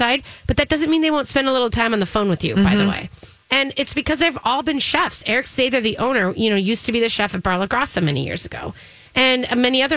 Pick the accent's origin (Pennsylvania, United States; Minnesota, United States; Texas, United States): Minnesota, United States; As a Minnesotan